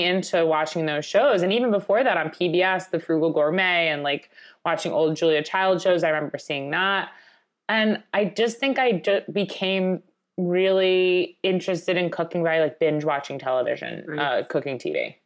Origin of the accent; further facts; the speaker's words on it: Long Island, New York, United States; growing up in Long Island